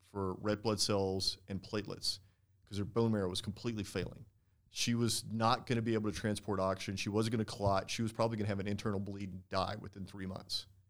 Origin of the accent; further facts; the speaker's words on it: Texas, United States; moved away as an adult; now in San Diego, United States; being born in growing up in Texas